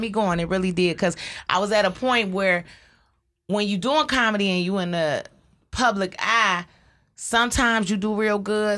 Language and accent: English; Detroit, Michigan, United States; I was raised on Joy Road